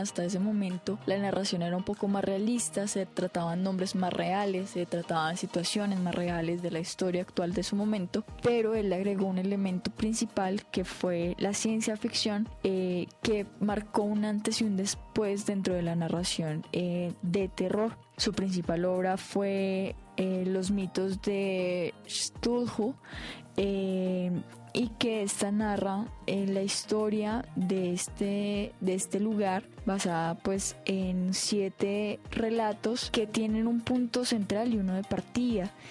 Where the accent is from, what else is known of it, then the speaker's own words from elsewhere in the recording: Colombia; en países como Colombia no tenemos una tradición tan marcada